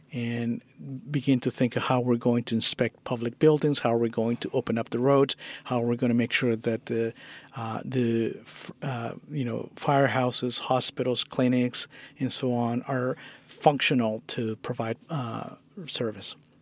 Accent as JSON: {"language": "English", "country": "Guatemala", "tie": "born or raised there", "moved": "yes", "lives_now": "San Francisco, United States", "said": "I, I, was born and raised in uh, Guatemala"}